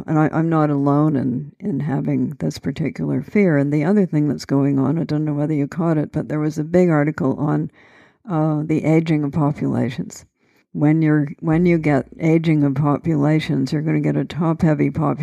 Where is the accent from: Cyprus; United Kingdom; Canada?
Canada; So I'm Canadian. We took the Bible in school.